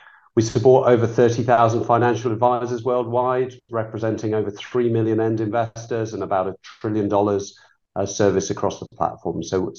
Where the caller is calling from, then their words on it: Walton-on-Thames, South East England, United Kingdom; I'm calling from a sunny but cold place called Walton-on-Thames in England, just southwest of London.